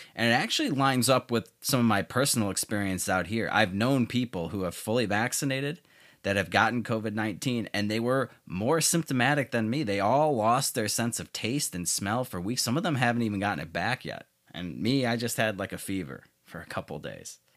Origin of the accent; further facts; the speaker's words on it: Chicago, Illinois, United States; Chicago, my hometown